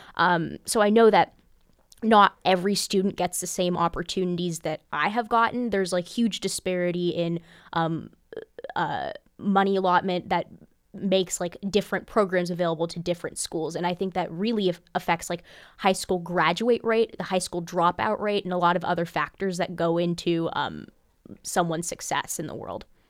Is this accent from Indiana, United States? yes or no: yes; Bloomington, Indiana, United States; I really have enjoyed growing up in Bloomington